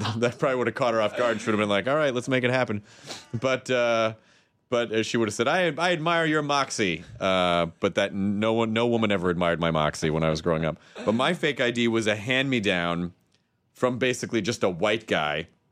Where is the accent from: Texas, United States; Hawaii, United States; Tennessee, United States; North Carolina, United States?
Tennessee, United States; I'm from Tennessee